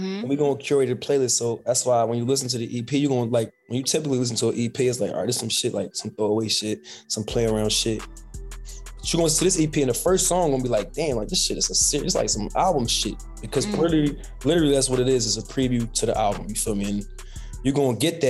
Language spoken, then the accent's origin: English; Philadelphia, Pennsylvania, United States; I'm from Philly, you know, it's hard going up in Philly right now